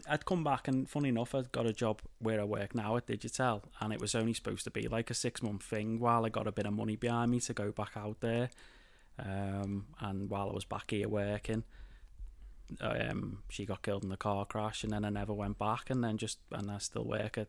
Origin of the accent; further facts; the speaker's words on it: Claughton, North West England, United Kingdom; So I was born in Claughton Village.